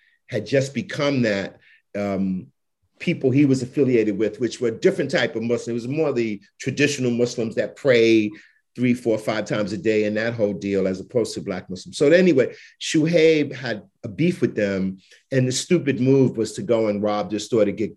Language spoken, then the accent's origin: English; New York City, New York, United States; When I was a kid growing up in Bed-Stuy